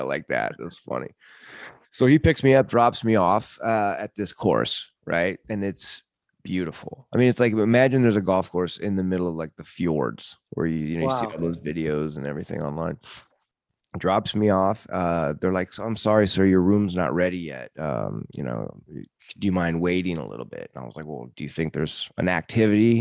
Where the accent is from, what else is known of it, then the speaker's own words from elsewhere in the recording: United States; I'm from America